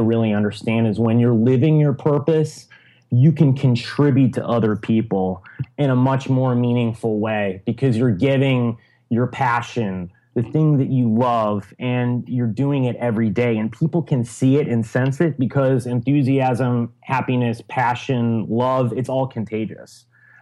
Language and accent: English; Chicago, Illinois, United States; moved away as an adult; also born or lived in Syracuse / Silicon Valley; I'm originally from Chicago.